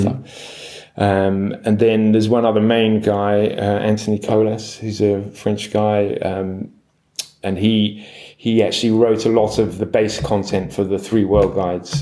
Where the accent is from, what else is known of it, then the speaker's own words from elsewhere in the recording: London, United Kingdom; I'm from London, so you know, I didn't grow up by the sea